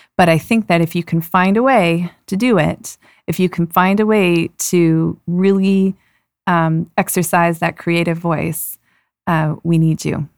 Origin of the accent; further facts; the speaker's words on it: Toronto, Ontario, Canada; moved away as an adult; also born or lived in Vancouver; I grew up in Toronto.